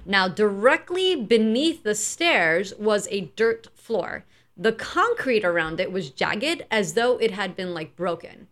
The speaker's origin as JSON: {"language": "English", "region": "New York", "country": "United States", "said": "we're from New York"}